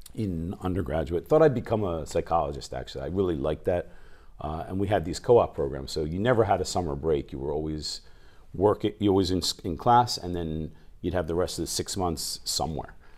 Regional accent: New Jersey, United States; moved away as an adult; also born or lived in New York; now in Japan; I grew up in South Jersey, near Philadelphia, right outside of Philly

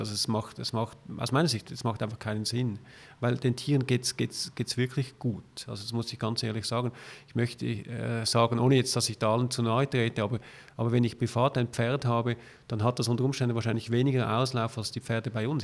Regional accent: Zurich, Switzerland; als Zürcher

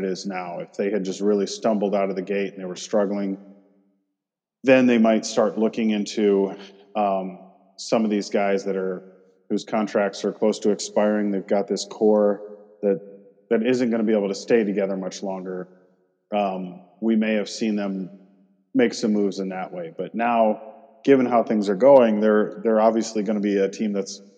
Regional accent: Michigan, United States; I grew up in Michigan

